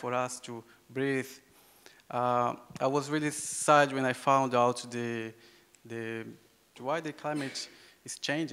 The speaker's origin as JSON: {"language": "English", "region": "Acre", "country": "Brazil", "second_language": "English", "said": "I come from the Yawanawa tribe in the Amazon rainforest"}